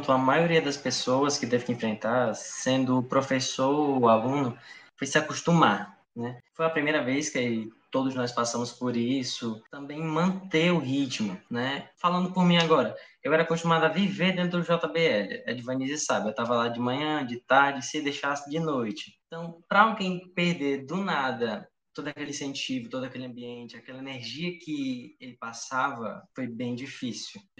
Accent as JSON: {"language": "Portuguese", "town": "Taiçaba", "country": "Brazil", "said": "eu sou de Taiçaba, tenho 18 anos e sou ex-aluno do João Barbosa Lima."}